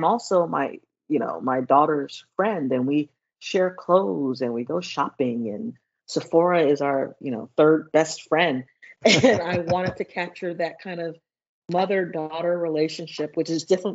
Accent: Los Angeles, California, United States; growing up in Los Angeles in the 70s and 80s, it was a violent time.

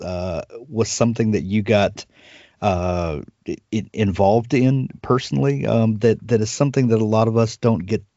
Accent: Deep South, United States; I'm from the Deep South, and we have this storytelling tradition

